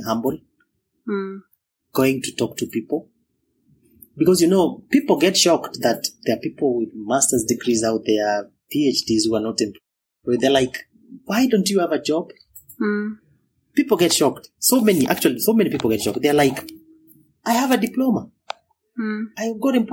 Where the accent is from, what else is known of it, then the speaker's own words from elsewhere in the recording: Kenya; moved away as an adult; also born or lived in India; being Kenyan, never been abroad before, never been even to Uganda. I was, you know, purely Kenyan.